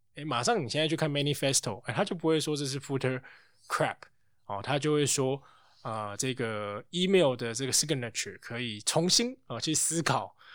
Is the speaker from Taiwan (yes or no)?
yes; Taiwan; 我们台湾人多少可能取个英文名啊